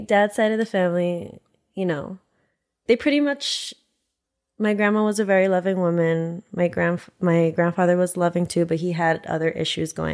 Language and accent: English; New York City, New York, United States; moved away as an adult; now in Los Angeles, United States; growing up in New York